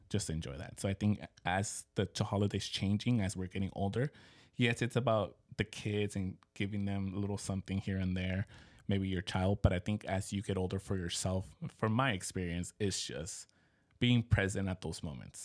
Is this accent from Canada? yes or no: no; Mexico; moved away; growing up in Mexico, it was huge